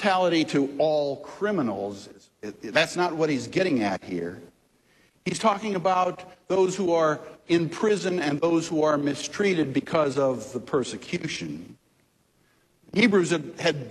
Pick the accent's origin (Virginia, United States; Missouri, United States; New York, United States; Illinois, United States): Missouri, United States; St. Louis; I grew up in North St. Louis in Woodson Terrace, a suburb.